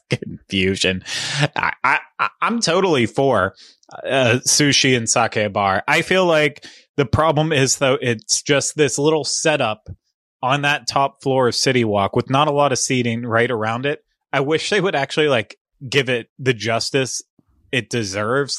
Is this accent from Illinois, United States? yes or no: no; Cincinnati, Ohio, United States; one of my hometown restaurants at Skyline Chili in the, in the Cincinnati, greater Cincinnati area